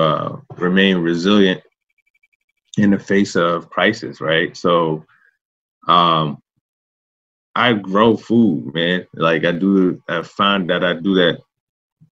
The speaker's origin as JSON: {"language": "English", "town": "Richmond", "region": "Virginia", "country": "United States", "tie": "born or raised there", "said": "I'm a native Richmonder. I was born in Southside"}